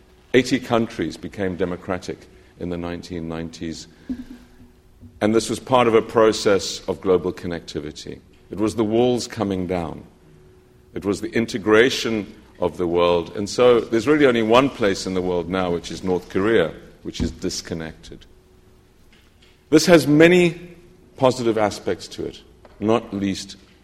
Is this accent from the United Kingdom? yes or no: no; South Africa; I'm from South Africa